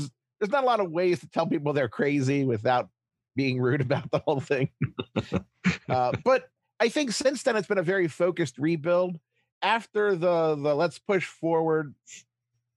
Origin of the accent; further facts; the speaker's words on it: Baltimore, Maryland, United States; Growing up in Baltimore with cable